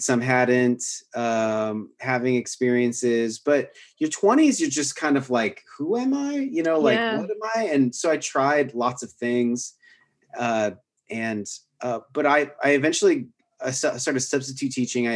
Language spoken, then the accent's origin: English; Washington, United States; moved away as an adult; also born or lived in Bellingham, Washington / Portland; now in Austin, United States; I was at Western Washington University, which is in Northern Washington State. It's where I grew up in Washington State.